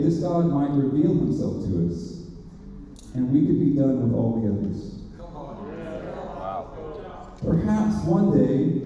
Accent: Beeville, Texas, United States; I was born in Beeville

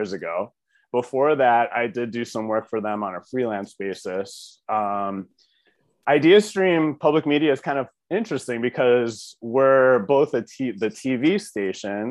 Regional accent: Brecksville, Ohio, United States; also born or lived in New York City; I'm from Cleveland, the suburbs. I grew up in Brecksville

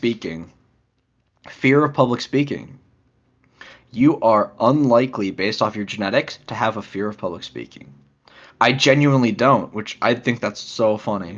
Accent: United States; we're American

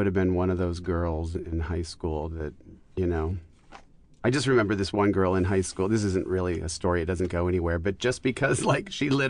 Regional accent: Arizona, United States; I grew up in Arizona

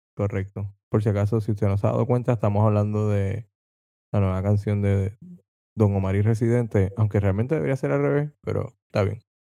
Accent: Vega Baja, Puerto Rico; soy de Vega Baja, Vega Baja es la ciudad del melao melao.

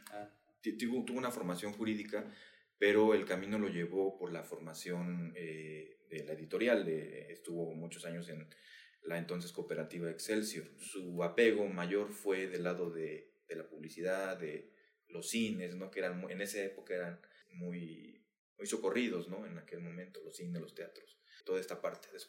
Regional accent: San Juan del Río, Querétaro, Mexico; sanjuanense, eh, soy queretano, eh, mexicano, orgullosamente. He tenido una, una vida de, de diferentes aspectos, he vivido en diferentes lugares

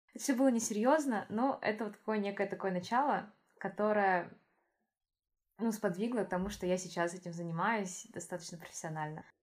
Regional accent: Yakutia, Sakha Republic, Russia; moved away as an adult; now in Moscow, Russia; Я из Якутии.

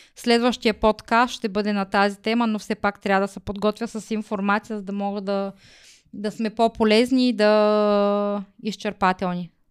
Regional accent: Smolyan, Smolyan Province, Bulgaria; Аз съм учила в Смолен.

